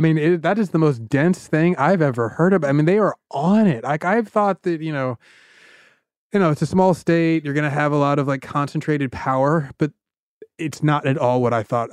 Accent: Georgia, United States; I'm from Georgia

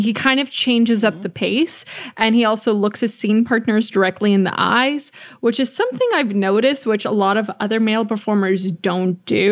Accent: United States; We're American

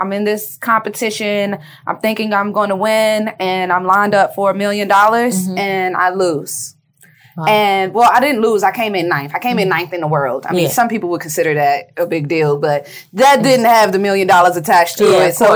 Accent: Washington, District of Columbia, United States; I am from D.C. I'm from Capitol Hill. And my great-grandparents are actually founding residents of Capitol Hill

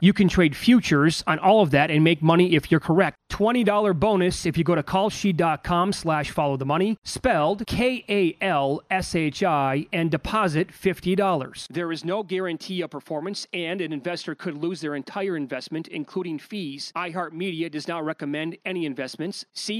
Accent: Fall Creek, Wisconsin, United States; a kid who grew up in Fall Creek, Wisconsin, population 1,100 people without a stoplight

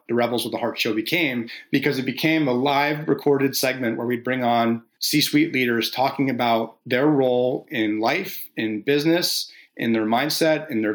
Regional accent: New Jersey, United States; moved away; I'm from New Jersey originally, so the Jersey Shore.

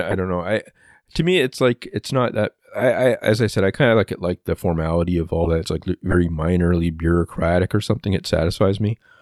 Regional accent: Canada; I'm Canadian

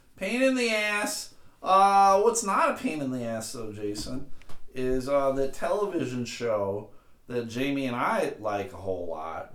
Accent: Buffalo, New York, United States; moved away; also born or lived in Massachusetts; I grew up in Buffalo, and in Buffalo, it is uh, pop

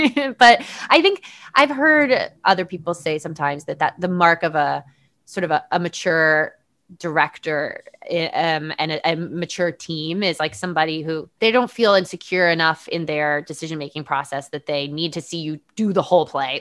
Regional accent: Connecticut, United States; I grew up in Connecticut, you know, close, close-ish to Sandy Hook

